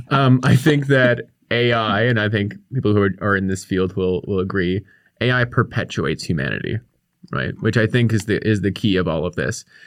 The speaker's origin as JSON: {"language": "English", "town": "Victoria", "region": "British Columbia", "country": "Canada", "tie": "born or raised there", "said": "I grew up here on the Kwongan territory in, in Victoria"}